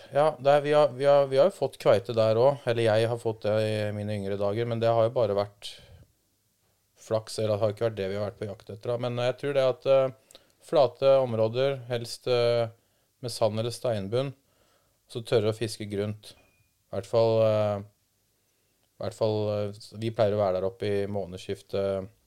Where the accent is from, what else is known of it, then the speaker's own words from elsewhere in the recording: Langhus, Akershus, Norway; jeg og Emil, broren hans, da vi satt hjemme på Langhus